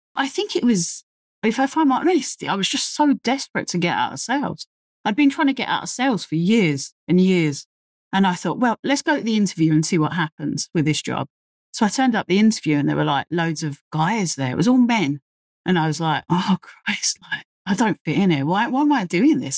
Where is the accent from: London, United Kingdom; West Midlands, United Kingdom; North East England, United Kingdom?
London, United Kingdom; accent: very London; based in the U K, if you can't tell by my very London accent